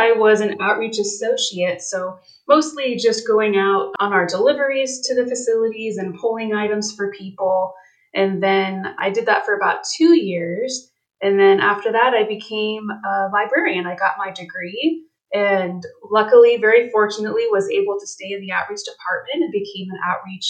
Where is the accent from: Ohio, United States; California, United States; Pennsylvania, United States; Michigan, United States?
Ohio, United States; Canton; also born or lived in Bluffton / Fort Wayne; now in Westerville, United States; I'm actually originally from Northern Ohio. I was born in Canton, but I have also lived in Bluffton, Ohio.